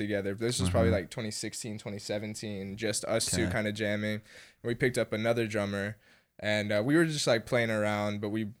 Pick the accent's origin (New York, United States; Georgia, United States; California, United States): Georgia, United States; Atlanta; we're from Atlanta, but Athens feels like a second home very much